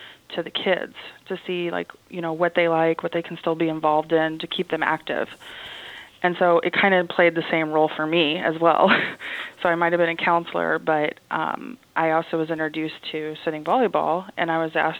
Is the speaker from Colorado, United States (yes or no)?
no; Champaign, Illinois, United States; moved away as an adult; also born or lived in Edmond, Oklahoma; growing up in Champaign, Illinois, where the University of Illinois is at, they have a lot of wheelchair basketball here